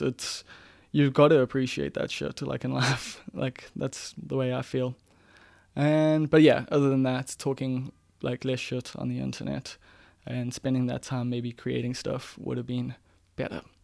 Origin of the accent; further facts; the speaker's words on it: Umbilo, KwaZulu-Natal, South Africa; growing up in Mbilo